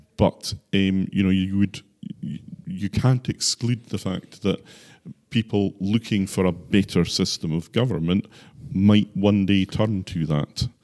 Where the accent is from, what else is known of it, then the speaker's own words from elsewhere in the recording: Islay, Scotland, United Kingdom; moved away as an adult; now in Orkney, United Kingdom; I was born and brought up on Isla